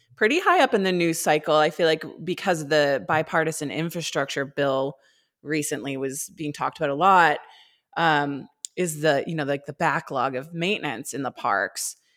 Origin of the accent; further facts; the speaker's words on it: Maine, United States; I grew up in Maine